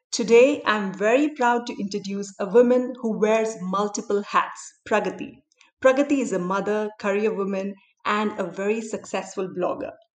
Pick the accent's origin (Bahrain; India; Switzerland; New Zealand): India; Delhi; a Desi girl from my hometown, Delhi